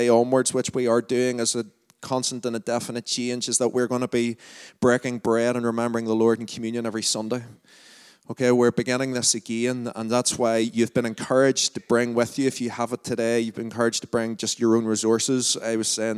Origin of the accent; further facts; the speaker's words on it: Lurgan, Northern Ireland, United Kingdom; accent: Lurgan; my Largan accent